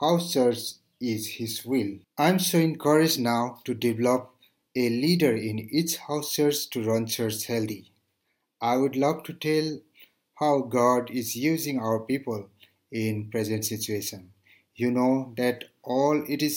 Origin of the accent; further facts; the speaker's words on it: Nepal; from Nepal